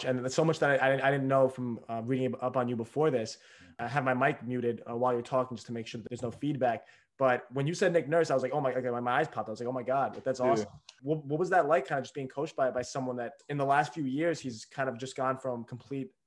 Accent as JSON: {"language": "English", "country": "Greece", "said": "I'm from Greece"}